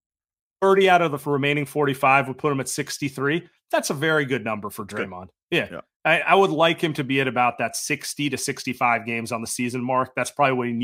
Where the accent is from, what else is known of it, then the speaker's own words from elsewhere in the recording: Bay Area, California, United States; You and I are born and raised in the Bay Area